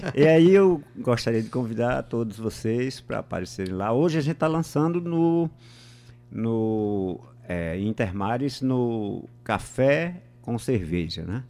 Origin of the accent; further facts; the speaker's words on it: Moxotó region, Pernambuco, Brazil; eu sou da região do Mochotó, que é, é fica vizinho do, do Pajéu